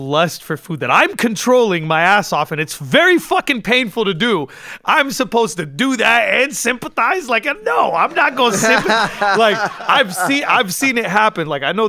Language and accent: English; West Coast, United States; Like, I'm from the West, and it's West Coast for life, and … is the greatest.